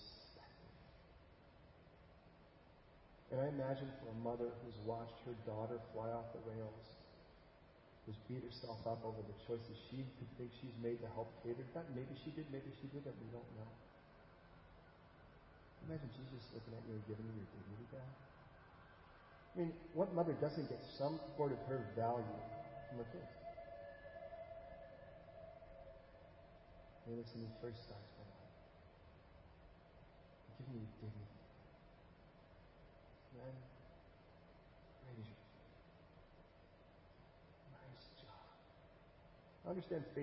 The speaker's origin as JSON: {"language": "English", "region": "California", "country": "United States", "tie": "born or raised there", "also_born_or_lived": "Chicago, Illinois", "said": "spent most of my years in California"}